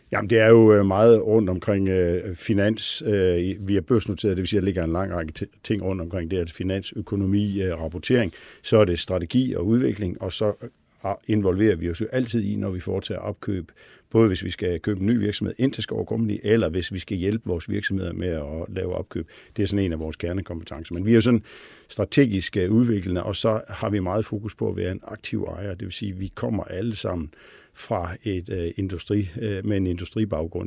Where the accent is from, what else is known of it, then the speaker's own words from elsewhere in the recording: Billund, Southern Denmark, Denmark; moved away as an adult; also born or lived in Copenhagen; jeg stammer fra Billund, øh, hvor jo sådan er en meget Lego-orienteret øh, by og har haft øh, sådan Lego ind under huden